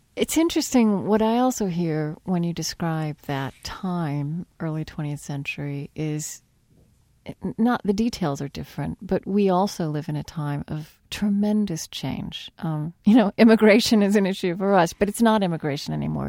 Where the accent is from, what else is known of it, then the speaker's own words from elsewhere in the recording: Oklahoma, United States; I was raised Southern Baptist in Oklahoma